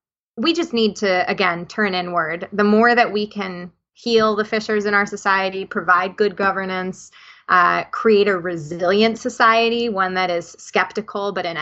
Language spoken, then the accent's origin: English; New Jersey, United States; accent: New Jersey; also born or lived in Russia; that just makes me sound like I'm from New Jersey, which I am.